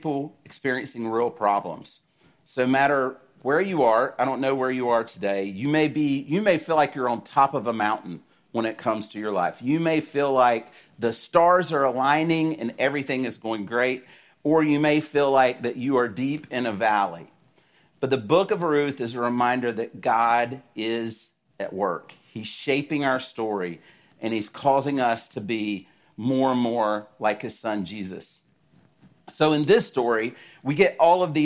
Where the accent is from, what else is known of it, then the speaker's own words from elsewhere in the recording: South Georgia, United States; I grew up in South Georgia